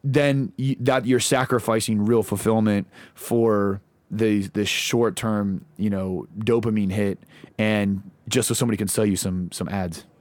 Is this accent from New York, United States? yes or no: no; Lawrence, Kansas, United States; now in Nashville, United States; grew up in, uh, Lawrence, Kansas